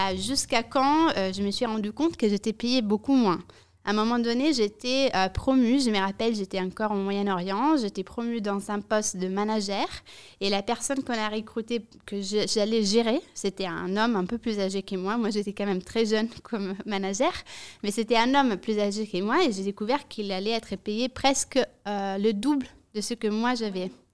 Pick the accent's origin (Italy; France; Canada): Italy; French is a second language; now in Brussels, Belgium; je suis rentrée en Italie. Je suis italienne à la base. Euh, je n'avais jamais travaillé en Italie